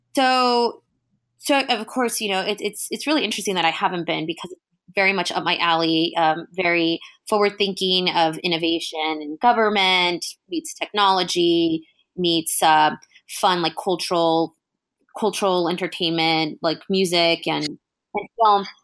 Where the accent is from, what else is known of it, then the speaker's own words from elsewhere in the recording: California, United States; being Californian